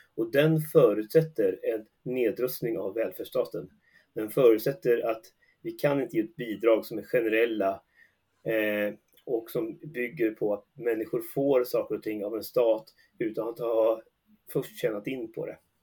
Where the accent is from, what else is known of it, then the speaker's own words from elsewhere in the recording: Västergötland, Västra Götaland, Sweden; i den lilla ort jag är uppvuxen i, Västergötland